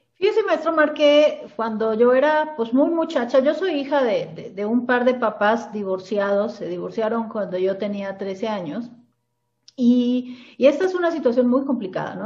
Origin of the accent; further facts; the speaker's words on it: Cali, Valle del Cauca, Colombia; moved away as an adult; now in Mexico; yo soy originaria de Cali, la ciudad de Cali en Colombia.